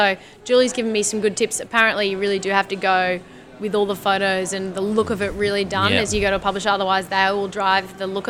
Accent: Singapore; moved away; because I grew up in Singapore and my mom is an amazing Asian food cook.

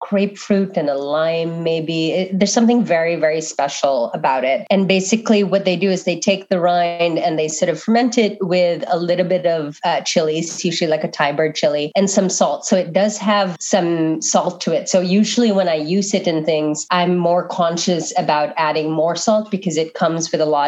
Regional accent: Manila, Metro Manila, Philippines; now in United States; I was born and raised in Manila

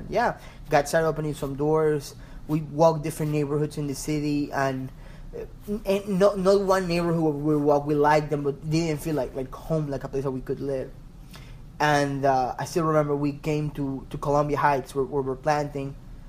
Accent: Ecuador; moved away as an adult; also born or lived in Maryland / Pennsylvania; now in Washington DC, United States; I'm originally from Ecuador.

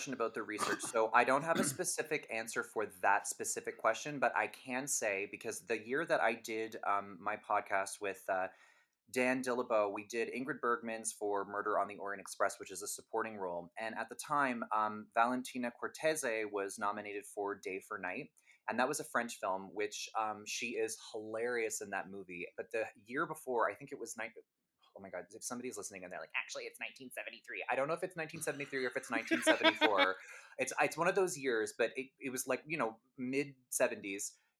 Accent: England, United Kingdom; I'm sorry to people listening, but I'm very English, so I'm just going to say Liv

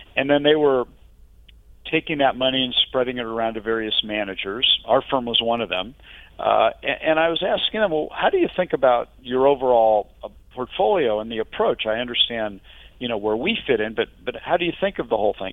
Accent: Midwest, United States; now in Northern California, United States; I grew up in the Midwest

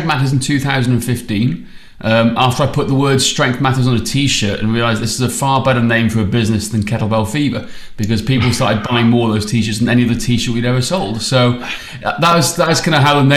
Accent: Welsh, Wales, United Kingdom; now in Australia; I'm Welsh

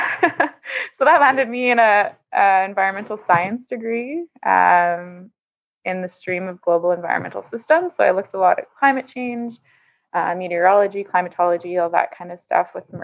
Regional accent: Saskatchewan, Canada; now in Winnipeg, Canada; I grew up in Saskatchewan, like you. So that's where my roots are from

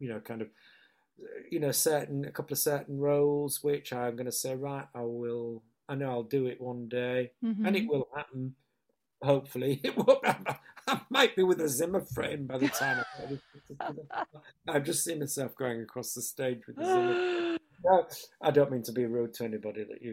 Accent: Hull, Yorkshire and the Humber, United Kingdom; accent: northern; moved away; it's my hometown

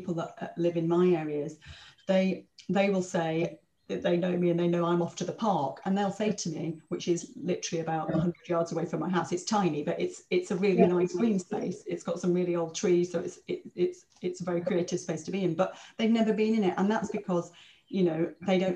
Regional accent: Blackpool, North West England, United Kingdom; also born or lived in King's Cross, London; now in London, United Kingdom; I'm from Blackpool. I grew up next to one of the biggest council estates in Blackpool.

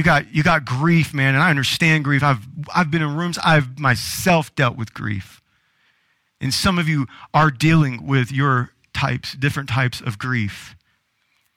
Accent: the South, Southern United States, United States; Growing up in Southern culture and Southern church

